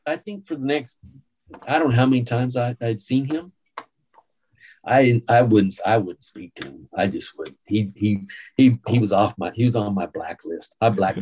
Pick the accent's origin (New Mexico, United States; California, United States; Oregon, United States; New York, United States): New Mexico, United States; moved away as an adult; now in Austin, United States; I was from New Mexico